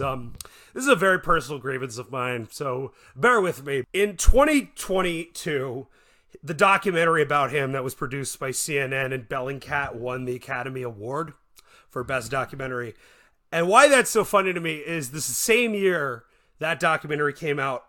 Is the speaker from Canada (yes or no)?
yes; Canada; I'm from Canada